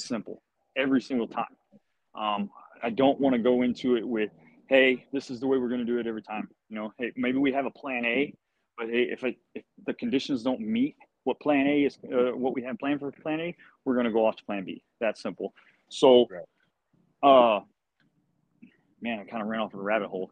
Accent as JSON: {"language": "English", "town": "Gonzales", "region": "Texas", "country": "United States", "tie": "born or raised there", "said": "Gonzales Fire Department, you know, my hometown"}